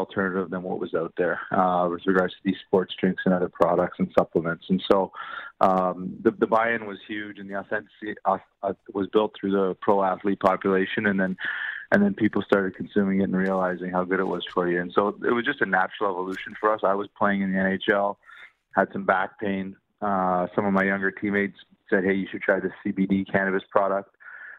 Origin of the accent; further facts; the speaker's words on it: Richmond Hill, Ontario, Canada; I grew up in the GTA